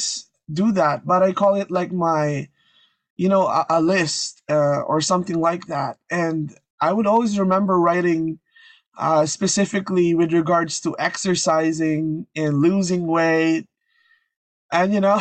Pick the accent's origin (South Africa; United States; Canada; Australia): Canada; I'm from Canada